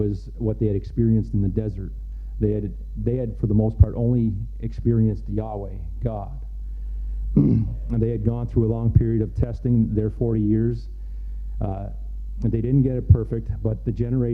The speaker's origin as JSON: {"language": "English", "country": "Canada", "tie": "born or raised there", "also_born_or_lived": "Mexico / Haiti", "said": "I was born in Mexico. I was about a year and a half old when we moved here to Canada."}